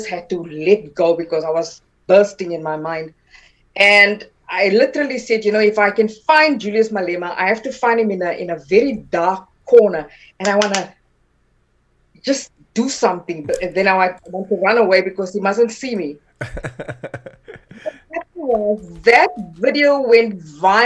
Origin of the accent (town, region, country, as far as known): Pretoria, Gauteng, South Africa; born or raised there; first language Afrikaans; English is a second language; also born or lived in Taung, South Africa / Johannesburg, South Africa